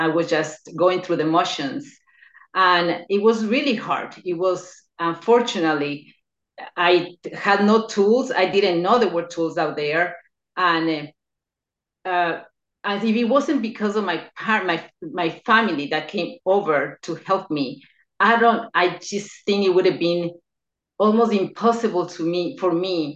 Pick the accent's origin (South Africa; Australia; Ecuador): Ecuador; now in New York, United States; I'm originally from Ecuador. I was born there, but I relocated to the United States in 1990